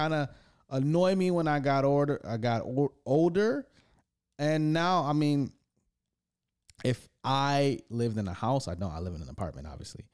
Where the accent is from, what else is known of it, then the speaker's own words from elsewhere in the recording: East Side, Michigan, United States; I grew up in the East Side